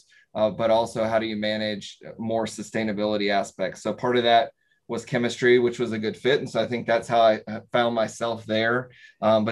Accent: North Carolina, United States; Growing up in North Carolina, certainly there's a lot more textile

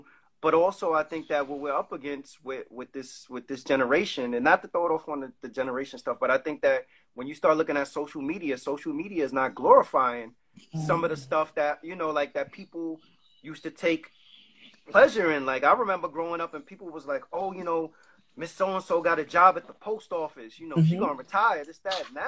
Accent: New York City, New York, United States; moved away; I'm from the Bronx

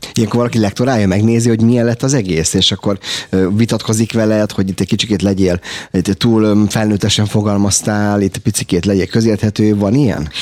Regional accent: Hungary; mi magyarok vagyunk

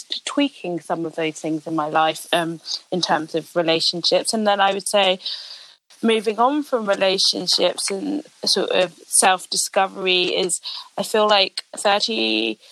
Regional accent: London, United Kingdom; I'm from London

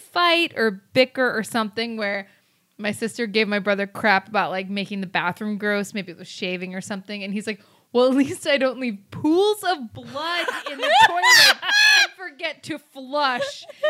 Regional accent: Midwest, United States; born or raised there

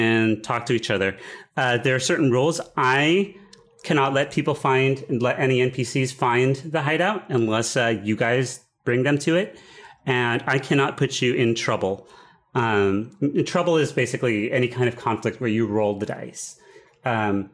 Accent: Boulder City, Nevada, United States; This is Boulder City, Nevada. It is a real place.

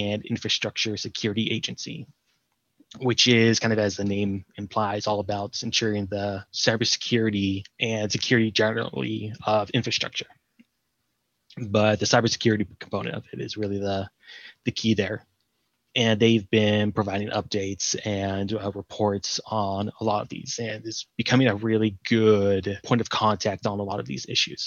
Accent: California, United States; now in Canada; I'm from California

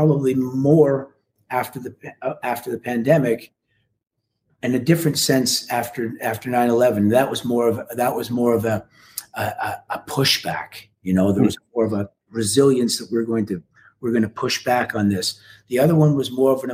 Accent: Canada; as a Canadian

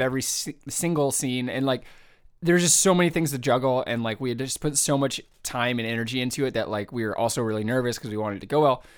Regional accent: San Jose, California, United States; born or raised there; moved away

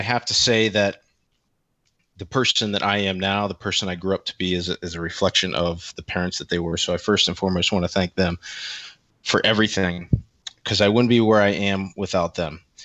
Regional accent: Central Pennsylvania, United States; I am a twenty-nine-year-old male from Central P A. I grew up here, I live here

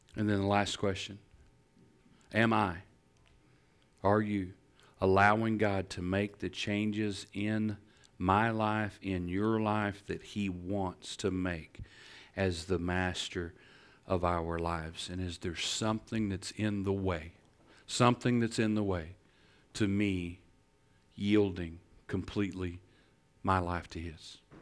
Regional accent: Northeast Texas, United States; I'm from Northeast Texas.

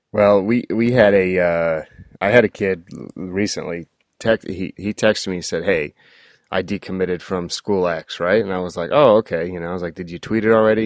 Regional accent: Oregon, United States; now in Texas, United States; I grew up in Oregon

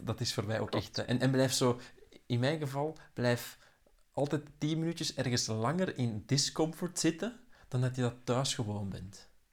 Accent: Mechelen, Flanders, Belgium; moved away as an adult; also born or lived in Belgian coast; Eva en ik, wij zijn van Mechelen, waar dat dan toen het centrum van de wereld was

